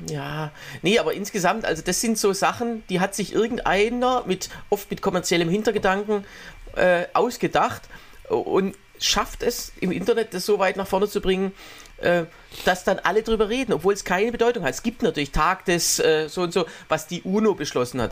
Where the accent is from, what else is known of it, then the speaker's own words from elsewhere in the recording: Swabia, Baden-Württemberg, Germany; also born or lived in Waldbach; im Schwäbischen, äh, im Schwabenland, wo ich herkomme